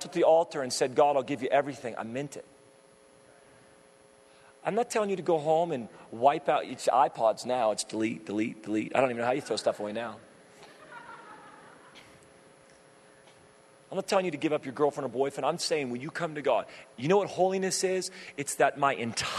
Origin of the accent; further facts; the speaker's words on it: Redding, California, United States; I grew up in Redding, California, where it's really hot